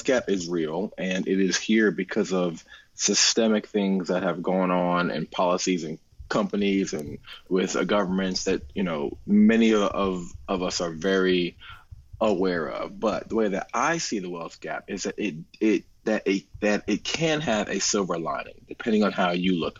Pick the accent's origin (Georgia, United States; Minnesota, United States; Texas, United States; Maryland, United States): Maryland, United States; moved away; I'm originally from Maryland, grew up there